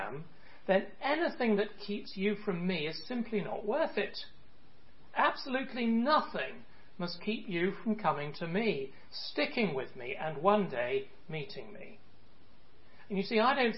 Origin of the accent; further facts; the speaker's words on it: United Kingdom; moved away; my home country, the UK